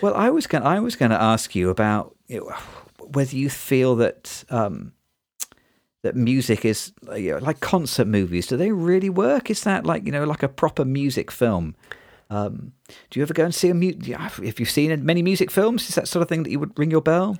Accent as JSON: {"language": "English", "town": "Nottingham", "region": "East Midlands", "country": "United Kingdom", "tie": "born or raised there", "said": "I grew up in Nottingham, which is in the East Midlands in the U K"}